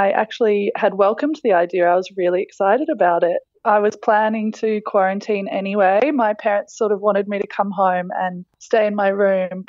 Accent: Australia; moved away; welcomed back to my home country

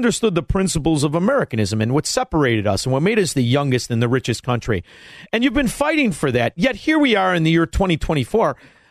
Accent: Melrose Park, Illinois, United States; you're only 6 years older than me, and when I was from Melrose Park

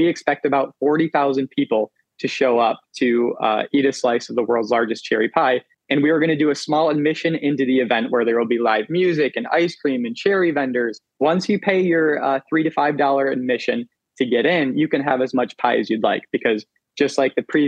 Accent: Traverse City, Michigan, United States; I am from Traverse City, Michigan, which is also the cherry capital of the world.

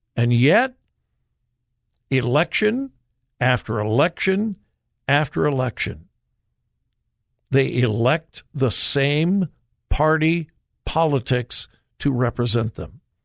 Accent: California, United States; moved away as an adult; now in Ohio, United States; But I'm a California boy, married an Ohio girl, and, uh, I used to have great love for my home state of California

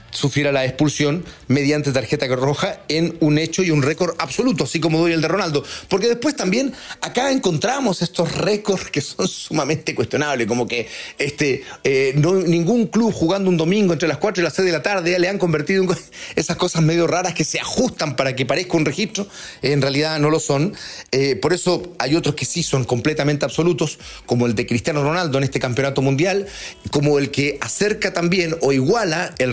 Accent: Chile

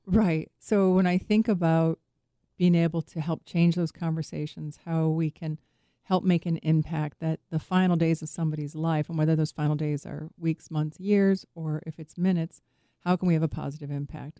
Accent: Chicago, Illinois, United States; I grew up in Chicago

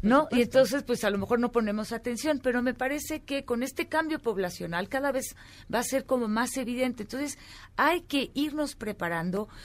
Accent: Mexico; como mexicanos, como sociedad mexicana

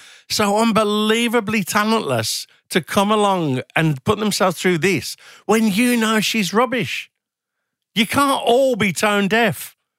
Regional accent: Birmingham, West Midlands, United Kingdom; I was from Birmingham, from a council estate, and ended up working at a fairly senior level in the music industry.

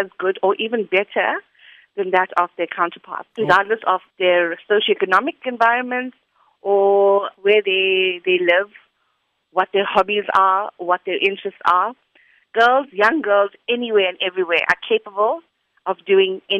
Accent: Chatsworth, KwaZulu-Natal, South Africa; accent: Indian; I've always been a Chatsworth girl. I schooled in Chatsworth

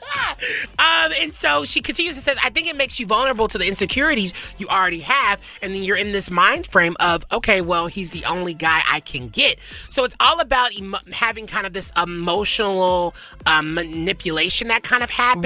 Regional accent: the South, United States; I can't roll my R's. I'm from the South

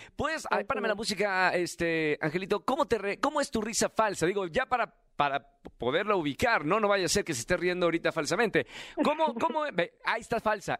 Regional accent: Monterrey, Nuevo León, Mexico; moved away; el estreno en Monterrey del musical de Prom, allá en mi ciudad

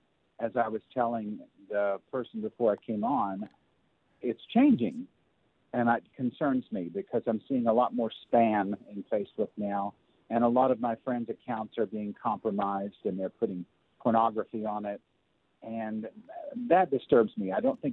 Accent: the South, United States; now in Hollywood, United States; I lost contact with all the people from my home back in the South

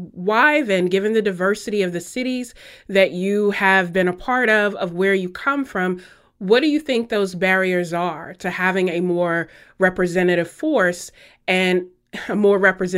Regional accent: the South, United States; I'm from the South

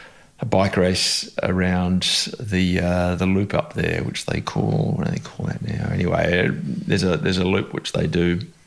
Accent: Australia; also born or lived in England; I was actually born in England. Not everybody knows that. They assume I was born in Australia. But when I was very young, I came back to Australia with my mother, who was originally Australian.

